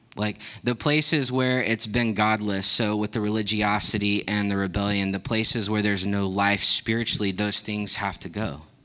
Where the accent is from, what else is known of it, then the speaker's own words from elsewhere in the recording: Texas, United States; I grew up in Texas